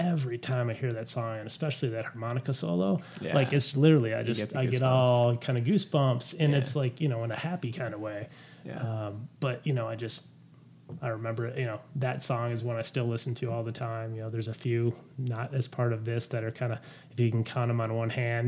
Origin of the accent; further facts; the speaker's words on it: Detroit, Michigan, United States; I grew up in Detroit.